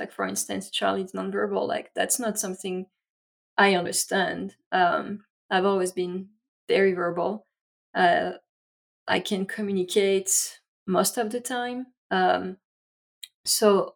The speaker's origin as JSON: {"language": "English", "country": "France", "tie": "born or raised there", "second_language": "English", "moved": "as an adult", "lives_now": "United States", "said": "I grew up in France, and here is my accent."}